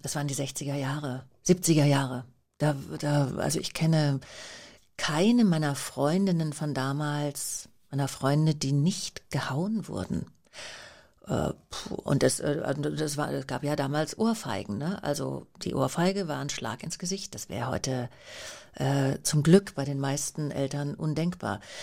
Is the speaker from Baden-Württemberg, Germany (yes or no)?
yes; Vaihingen an der Enz, Baden-Württemberg, Germany; also born or lived in Schlehdorf, Upper Bavaria; Feingen an der Enz. Ähm, also da bin ich mit meiner Mutter sofort nach der Geburt äh, hingezogen